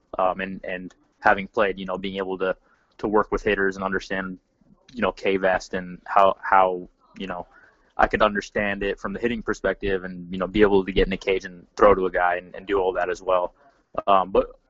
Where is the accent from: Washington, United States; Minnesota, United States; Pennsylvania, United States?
Washington, United States; Seattle; moved away as an adult; also born or lived in Orange, California; I grew up in Seattle, Washington